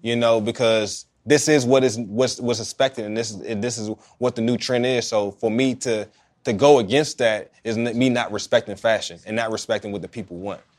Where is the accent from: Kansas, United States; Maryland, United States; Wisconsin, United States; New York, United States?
Maryland, United States; Oxon Hill; I grew up in Oxon Hill